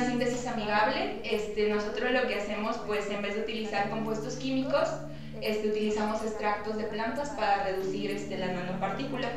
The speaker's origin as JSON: {"language": "Spanish", "town": "Fortín", "region": "Veracruz", "country": "Mexico", "said": "representar a nuestro país y pues en mi caso a Fortín"}